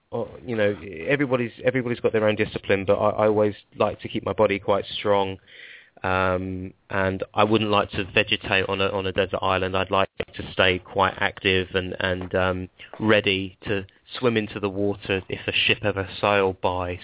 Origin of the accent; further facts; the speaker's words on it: Stanmore, London, United Kingdom; now in Milton Keynes, United Kingdom; I'm from Stanmore, um, but I live in Milton Keynes now.